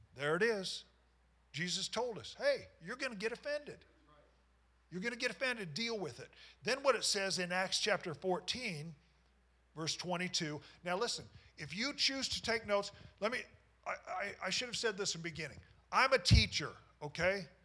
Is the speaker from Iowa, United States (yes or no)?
yes; Knoxville, Iowa, United States; I grew up in Knoxville, Iowa, and these were guys that I went to school with.